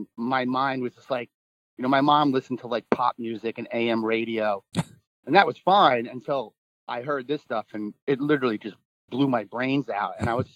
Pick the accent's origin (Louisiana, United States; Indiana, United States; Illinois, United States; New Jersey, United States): New Jersey, United States; I grew up in New Jersey on the ocean and on the beach